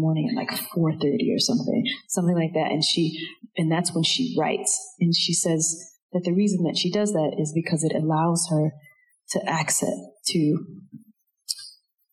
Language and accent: English; DeLisle, Mississippi, United States; the population of DeLille, of my hometown.